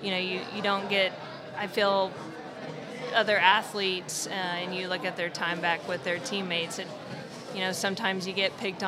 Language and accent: English; Broken Arrow, Oklahoma, United States; I'm from Broken Arrow.